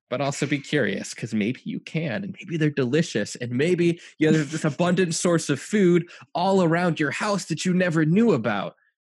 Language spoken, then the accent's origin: English; United States; I'm an American